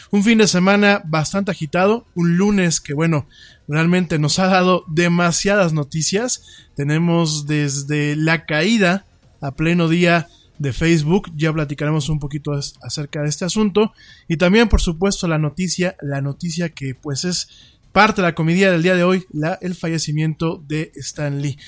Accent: Mexico; yo estoy aquí en México, pues no me pueden deportar porque de aquí soy

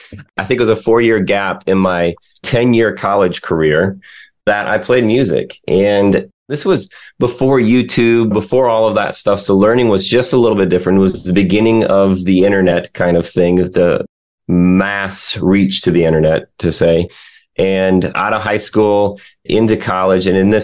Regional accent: Michigan, United States; now in the Carolinas, United States; I grew up in Michigan

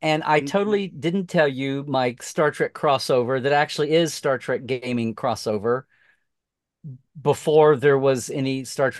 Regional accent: Norman, Oklahoma, United States; also born or lived in Slaughterville, Oklahoma; I grew up in Norman

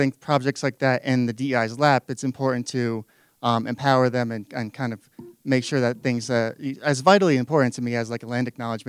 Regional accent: New Jersey, United States; now in Montana, United States; I'm a 2L from New Jersey originally.

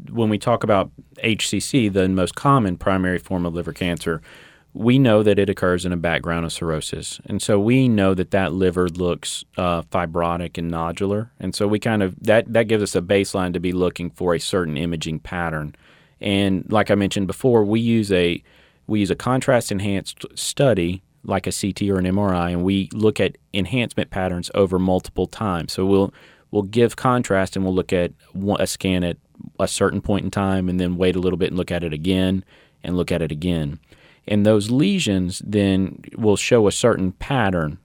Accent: Baton Rouge, Louisiana, United States; also born or lived in Shreveport; originally from Baton Rouge

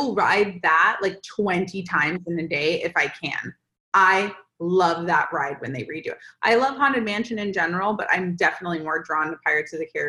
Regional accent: Florida, United States; moved away as an adult; now in California, United States; obviously I'm from Florida as well.

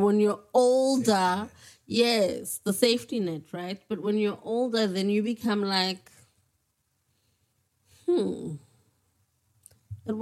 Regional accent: Gqeberha, Eastern Cape, South Africa; I grew up in Galvindale and I have relatives in Bloemendal

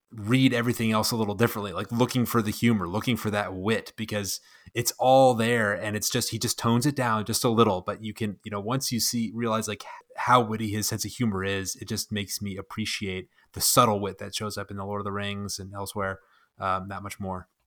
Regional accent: United States; also born or lived in Phoenix, Arizona; I'm an American. We call it soccer here

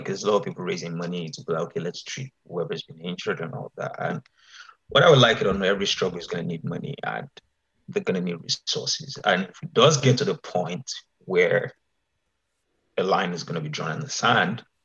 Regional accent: Oyo, Nigeria; I grew up in Oyo town

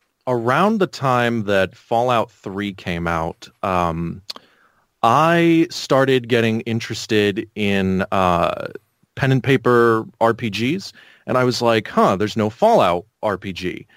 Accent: California, United States; So I originally grew up in on basically Edwards Air Force Base. Went to high school there.

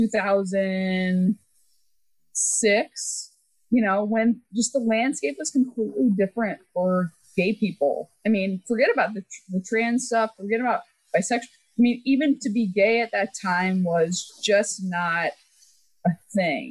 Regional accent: Texas, United States; moved away as an adult; I grew up in Texas

